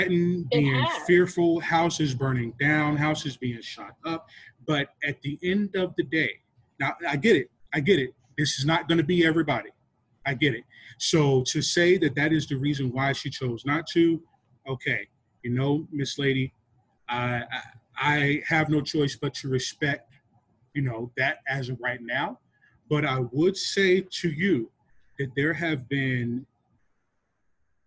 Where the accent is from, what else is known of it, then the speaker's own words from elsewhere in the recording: North Carolina, United States; I'm from North Carolina